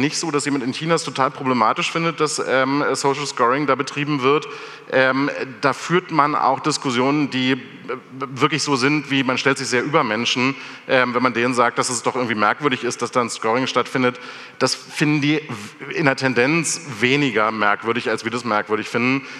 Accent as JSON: {"language": "German", "country": "Germany", "said": "Wir aber gerade als Deutsche"}